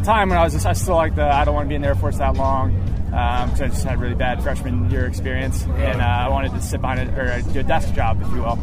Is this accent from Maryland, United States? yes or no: yes; Annapolis, Maryland, United States; moved away as an adult; I grew up in Annapolis, so I saw the Blue Angels every summer for the Naval Academy graduation